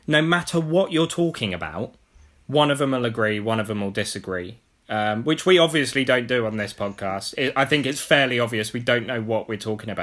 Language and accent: English; Abingdon, South East England, United Kingdom; growing up in Abingdon, I was an Oxford fan